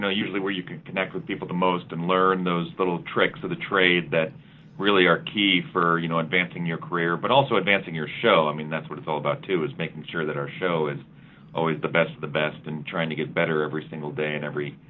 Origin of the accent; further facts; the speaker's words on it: Cupertino, California, United States; moved away; Yeah, I grew up in the San Francisco Bay Area. I'm from Cupertino, California, which is the home of Apple Computer.